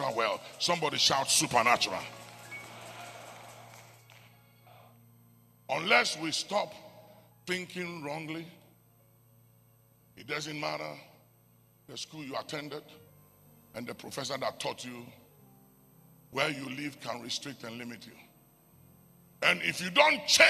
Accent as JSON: {"language": "English", "country": "Ghana", "tie": "born or raised there", "said": "I was born in Ghana"}